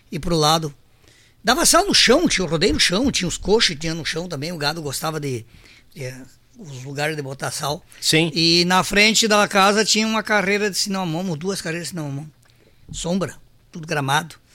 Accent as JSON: {"language": "Portuguese", "town": "Caibaté", "region": "Rio Grande do Sul", "country": "Brazil", "tie": "born or raised there", "said": "Então eu, eu me, me sinto filho de São Luís, mas a minha terra natal é Caibaté."}